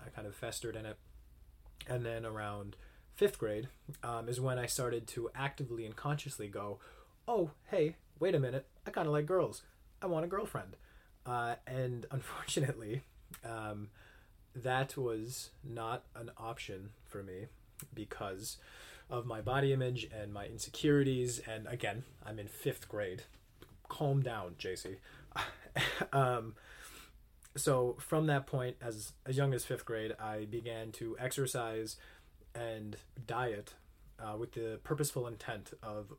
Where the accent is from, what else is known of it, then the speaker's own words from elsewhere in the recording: Upper Peninsula of Michigan, United States; I was born and raised in the Upper Peninsula of Michigan